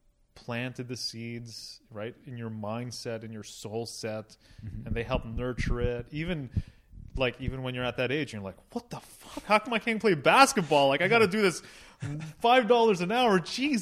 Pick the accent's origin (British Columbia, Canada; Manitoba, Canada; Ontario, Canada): Ontario, Canada; Toronto; born there; I was born in Toronto, and I feel like I'm soft because of it.